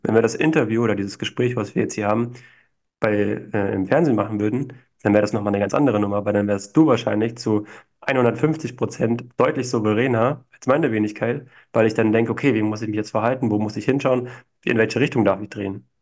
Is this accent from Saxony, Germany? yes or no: no; Berlin, Germany; moved away; also born or lived in Vienna; Ich bin zwar in Berlin geboren, bin jetzt auch wieder in Berlin, aber habe in Wien gelebt